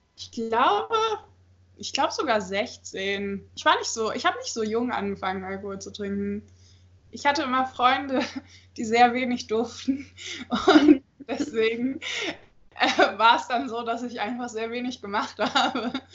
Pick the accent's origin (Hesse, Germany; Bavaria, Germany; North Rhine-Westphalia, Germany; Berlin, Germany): North Rhine-Westphalia, Germany; Cologne; now in Magdeburg, Germany; ich komme eigentlich aus Köln